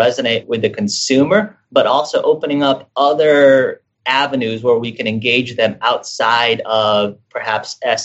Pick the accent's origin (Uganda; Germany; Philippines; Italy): Philippines; I'm from the Philippines